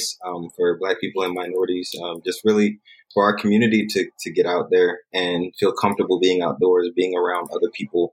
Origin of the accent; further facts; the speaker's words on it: South Carolina, United States; I was born and raised in South Carolina, a small town